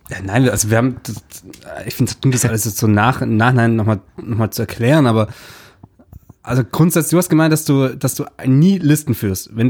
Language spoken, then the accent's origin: German; Stuttgart, Baden-Württemberg, Germany; Ja, ich als Stuttgarter Auto, ja, muss man einen Benz fahren.